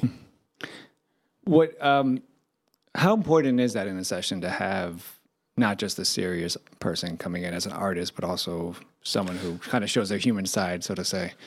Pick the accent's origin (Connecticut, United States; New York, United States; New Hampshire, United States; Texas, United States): New York, United States; New York City; I grew up in Washington Heights.